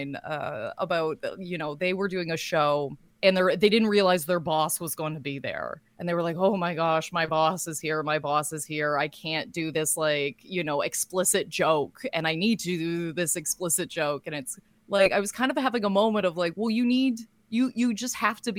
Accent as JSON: {"language": "English", "town": "Lindsay", "region": "Ontario", "country": "Canada", "tie": "born or raised there", "moved": "yes", "lives_now": "Toronto, Canada", "said": "now living in Toronto and working as a stand-up comedian. Yeah. But my hometown is Lindsay"}